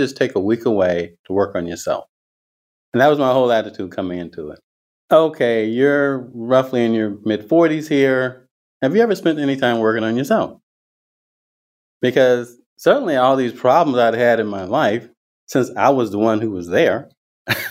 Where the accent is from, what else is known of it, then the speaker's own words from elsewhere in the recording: the Deep South, rural Georgia, United States; now in Northern California, United States; I grew up in the Deep South with people now would call a conservative Christian holy roller background